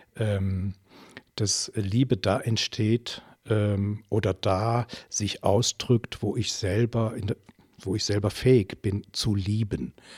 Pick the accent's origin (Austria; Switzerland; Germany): Germany; moved away as an adult; now in Belgium; ich komme ursprünglich aus der Eifel, die auch an Belgien angrenzt